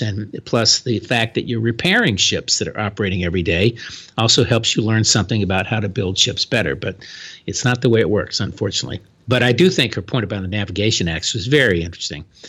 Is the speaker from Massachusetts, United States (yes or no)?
no; Florida, United States; my home state of Florida